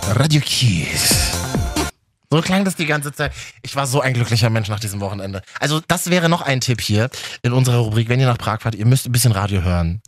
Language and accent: German; Berlin, Germany; von uns Berlinern